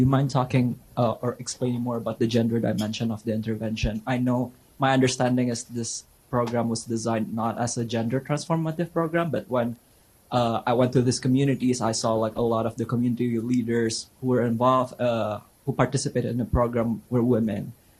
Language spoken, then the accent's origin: English; Indonesia; now in United States; I'm also from Indonesia, from the Kennedy School.